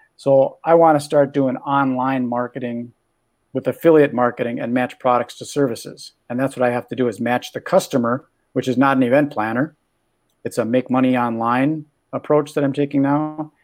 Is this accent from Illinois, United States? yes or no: no; Minneapolis, Minnesota, United States; also born or lived in California; I'm from Minneapolis, Minnesota, where it's cold in the winter